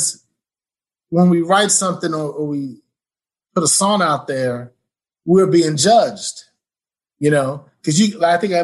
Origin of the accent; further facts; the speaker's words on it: New York, United States; moved away as an adult; also born or lived in Indiana / Pittsburgh; now in Plano, United States; I'm from New York.